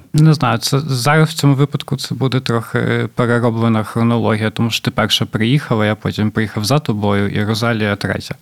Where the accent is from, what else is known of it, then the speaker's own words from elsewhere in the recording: Poltava, Poltava Oblast, Ukraine; moved away as an adult; now in Warsaw, Poland; моєї рідної Полтави